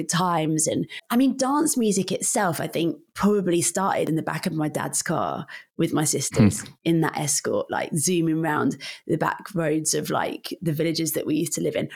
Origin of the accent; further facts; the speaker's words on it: Northampton, East Midlands, United Kingdom; moved away as an adult; also born or lived in London; I'm from Northamptonshire